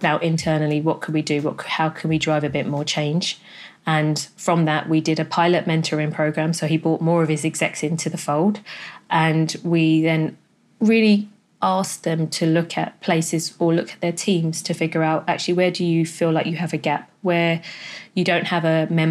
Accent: London, United Kingdom; also born or lived in Jamaica; as a Black female born in Jamaica, growing up in London

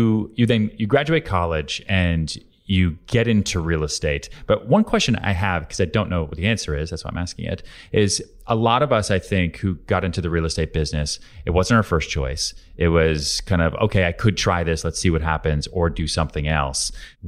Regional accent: Houston, Texas, United States; also born or lived in Long Island / Boston / New York; I was born in Houston, Texas, grew up there, bounced around Long Island outside Boston way before I ever came to New York.

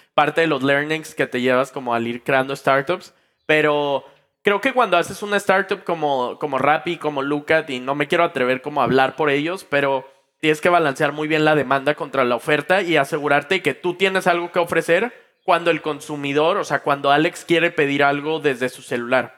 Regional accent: Mexico; yo estaba en México, en mi país pues, natal, en mi ciudad natal

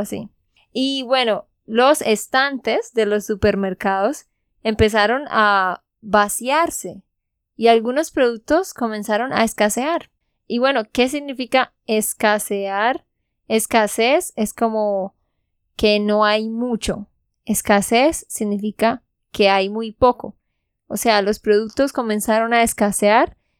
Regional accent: Santander, Colombia; de Santander, Colombia

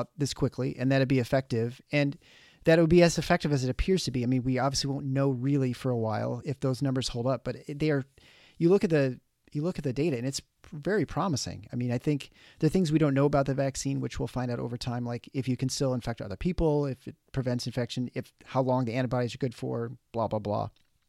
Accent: Canada; I'm impressed as a Canadian that you got the Fahrenheit there too.

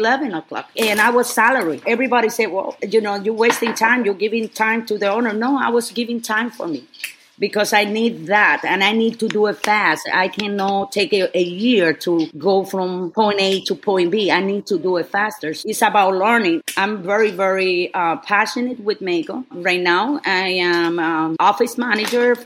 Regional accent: Lares, Puerto Rico; English is a second language; moved away as an adult; now in Texas, United States; I born in Lares, Puerto Rico, which is a very small town.

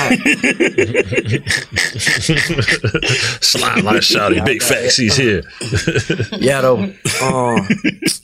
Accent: United States; I'm from Cleveland, Avenue

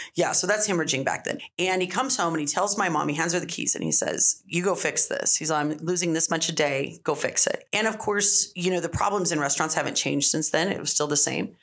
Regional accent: Las Cruces, New Mexico, United States; that's what you do when you're growing up in Cruces. You work in restaurants

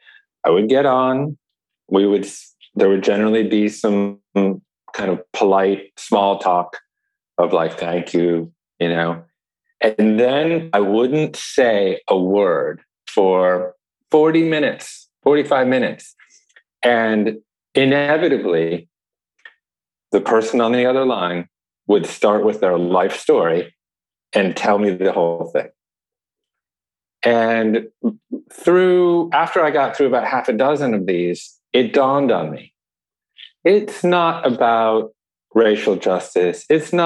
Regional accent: Chicago, Illinois, United States; born there; I was born in Chicago too.

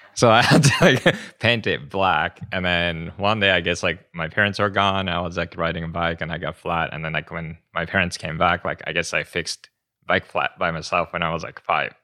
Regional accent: Japan; moved away; I'm from Japan

